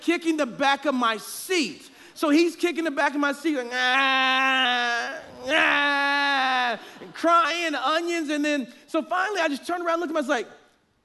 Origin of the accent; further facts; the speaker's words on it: Oklahoma City, Oklahoma, United States; I am from Oklahoma City